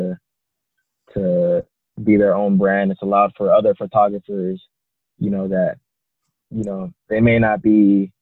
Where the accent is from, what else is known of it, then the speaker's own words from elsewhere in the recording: San Jose, California, United States; also born or lived in Italy / Ghana; I'm from San Jose